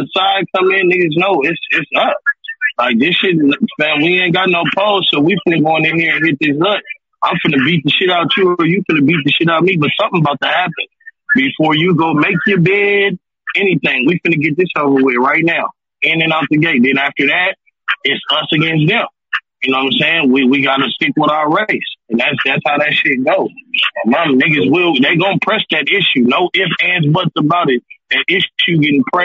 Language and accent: English; Midwest, United States; I ain't from the East or the West Coast. You know, I'm from the Midwest